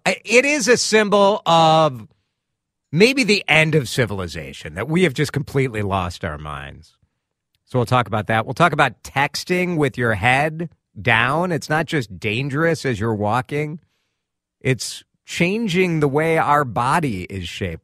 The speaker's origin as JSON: {"language": "English", "town": "Chicago", "region": "Illinois", "country": "United States", "tie": "born or raised there", "moved": "yes", "lives_now": "Minnesota, United States", "said": "growing up in Chicago"}